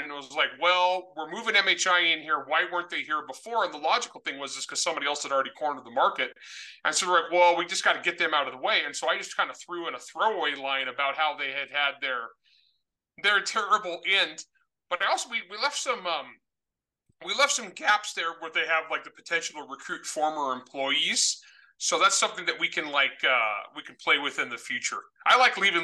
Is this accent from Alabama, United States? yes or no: no; San Joaquin Valley, California, United States; moved away; I was north of you guys. I was San Joaquin Valley.